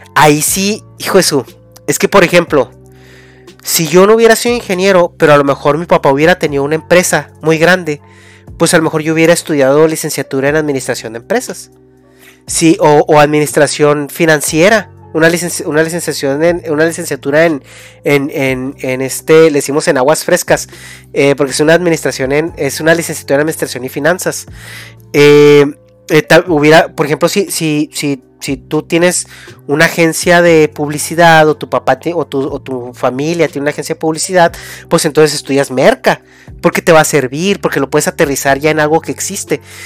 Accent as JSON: {"language": "Spanish", "country": "Mexico", "moved": "yes", "said": "parte de tu, de tu, de tu raíz, ¿no? De, de México"}